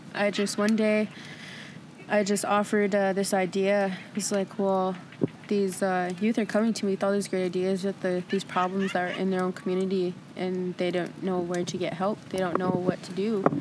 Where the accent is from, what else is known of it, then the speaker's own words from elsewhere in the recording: Eagle Butte, Cheyenne River Sioux Reservation, South Dakota, United States; I'm from Ingeboot, South Dakota, Shiner River Sioux Reservation